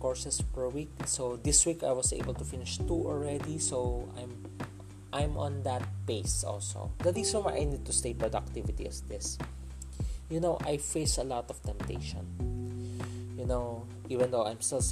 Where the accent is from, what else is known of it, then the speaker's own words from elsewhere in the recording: Philippines; I'm a Filipino, so I use Tagalog word